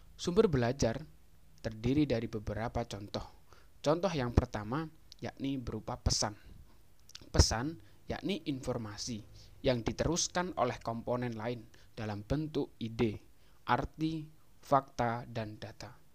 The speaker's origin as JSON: {"language": "Indonesian", "town": "Jombang", "region": "East Java", "country": "Indonesia", "also_born_or_lived": "Malang", "said": "Saya berasal dari Kabupaten Jombang"}